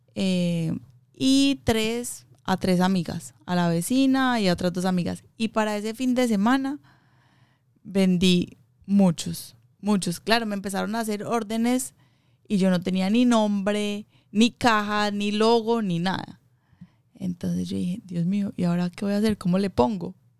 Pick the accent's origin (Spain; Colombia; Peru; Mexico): Colombia; Medellín, Antioquia; moved away; yo soy de Colombia, de Medellín